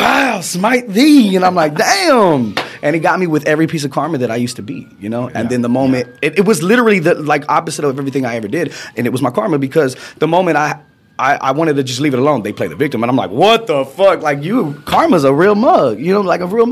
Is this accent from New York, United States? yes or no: no; Fort Worth, Texas, United States; growing up in Texas